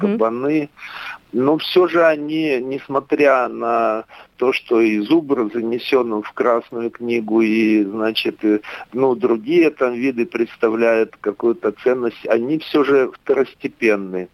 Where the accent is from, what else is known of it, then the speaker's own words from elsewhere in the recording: Sinki, Byerastavitsa District, Grodno Region, Belarus; moved away as an adult; also born or lived in Kirov, Russia / Iturup, Russia / Belovezhskaya Pushcha, Belarus; now in Kunashir, Russia; родился в деревне Синки Берестовицкого района Гродненской области, Республики Белоруссия. Учился в школе, закончил училище сельскохозяйственное, затем уехал